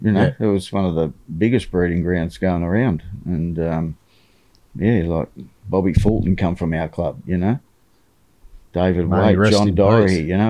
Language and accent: English; Wollongong, New South Wales, Australia; now in Perth, Australia; Born and bred in Wollongong.